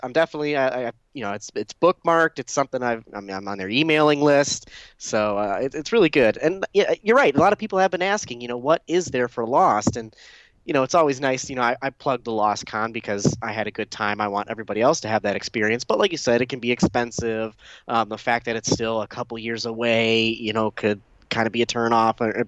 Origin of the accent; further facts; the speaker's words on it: Detroit area, Michigan, United States; close to my hometown. Dearborn's, you know, fifteen, twenty minutes from where I live